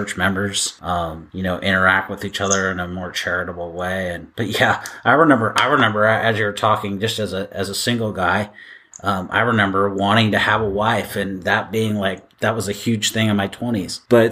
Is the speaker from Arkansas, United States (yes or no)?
no; Seattle, Washington, United States; growing up in Seattle